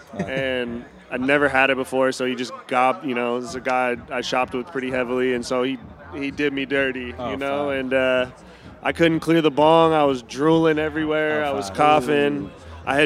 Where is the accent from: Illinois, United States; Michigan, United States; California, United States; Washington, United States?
Washington, United States; I'm from Washington